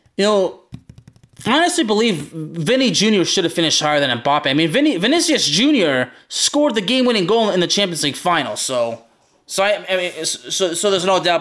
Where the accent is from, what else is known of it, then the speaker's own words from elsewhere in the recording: Lyon, Auvergne-Rhône-Alpes, France; We're both from Lyon